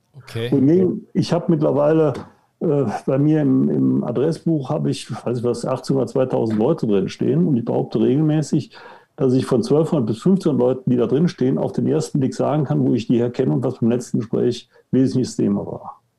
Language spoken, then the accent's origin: German; Cologne, North Rhine-Westphalia, Germany; now in Munich, Germany; geboren in Köln, wohnhaft in München